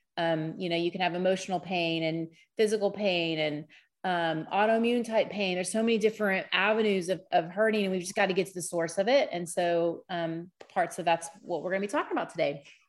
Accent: Dallas, Texas, United States; I grew up in the Dallas area

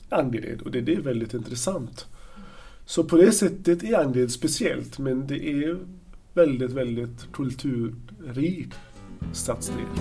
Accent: Gaza Strip, Palestine; Swedish is a second language; moved away as an adult; also born or lived in Ludvika, Sweden; now in Gothenburg, Sweden; jag kommer eh, från Palestina, född och uppvuxen i Gazaremsan

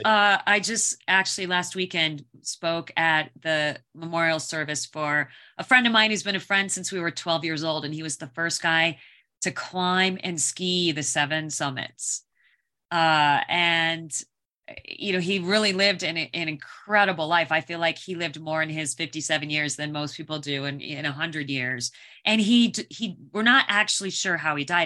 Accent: Phoenix, Arizona, United States; I grew up in Phoenix, Arizona

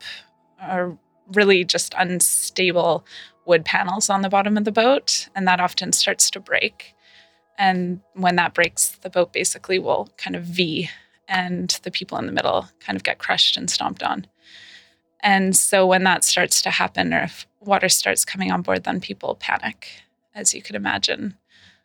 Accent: Vancouver, British Columbia, Canada; I'm a nurse from Canada, from Vancouver

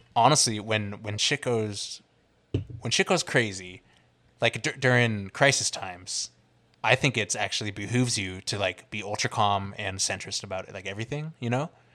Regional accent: the Bay Area, California, United States; growing up in the Bay, like riding Bart and shit like

